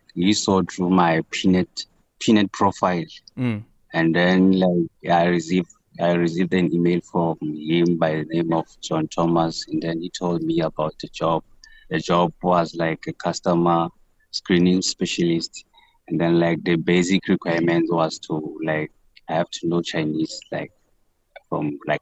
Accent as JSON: {"language": "English", "area": "Masilonyana", "region": "Free State", "country": "South Africa", "tie": "born or raised there", "moved": "as an adult", "said": "the community from my hometown, Masilonyana"}